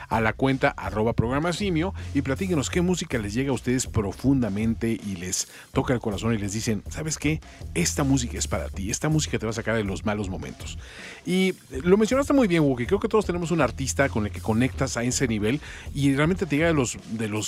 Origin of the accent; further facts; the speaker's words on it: Mexico City, Mexico; vivía en con mi adolescencia en la Ciudad de México.